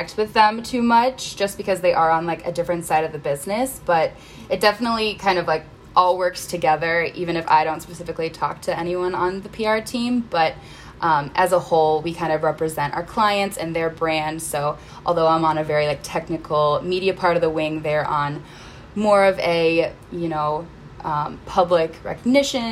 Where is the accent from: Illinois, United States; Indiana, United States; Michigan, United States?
Michigan, United States; Northville; moved away as an adult; now in Chicago, United States; I grew up in Northville, Michigan